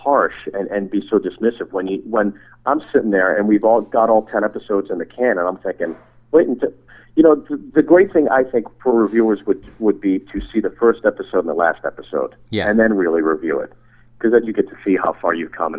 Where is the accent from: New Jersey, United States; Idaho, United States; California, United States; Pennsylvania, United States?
Pennsylvania, United States; Pittsburgh; moved away; Pittsburgh's always been my hometown